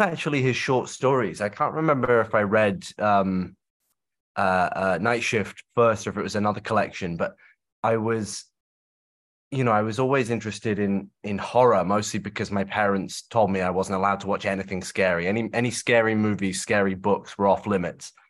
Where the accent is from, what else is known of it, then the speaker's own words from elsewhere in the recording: Shropshire, West Midlands, United Kingdom; I grew up in, I grew up in Shropshire in the, in the countryside